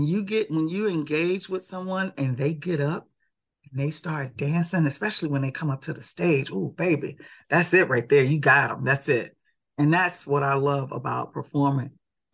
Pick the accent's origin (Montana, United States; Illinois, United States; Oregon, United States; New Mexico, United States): Illinois, United States; Chicago; born there; because I was born in Chicago, that picture was taken at the House of Blues in Chicago.